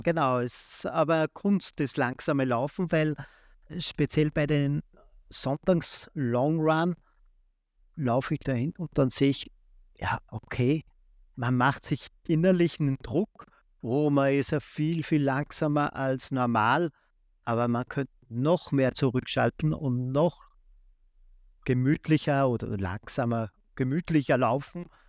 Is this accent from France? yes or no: no; Austria; der erste Marathon war in Linz, also 70 Kilometer von meiner Heimatstadt